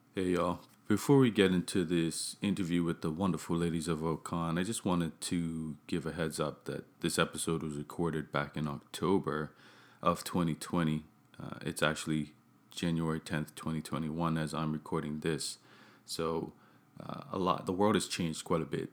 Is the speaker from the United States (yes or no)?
no; Bermuda; I I grew up in Bermuda. That's where I'm I'm from